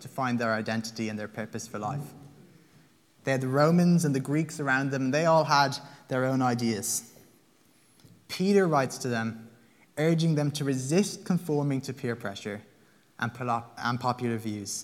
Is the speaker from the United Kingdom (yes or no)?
no; Limerick, Munster, Ireland; now in Dublin, Ireland; I am Irish. I'm a Limerick man